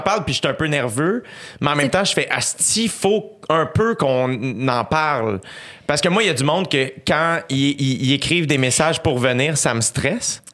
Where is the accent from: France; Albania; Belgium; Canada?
Canada; je suis né au Canada, je suis un gars, je suis blanc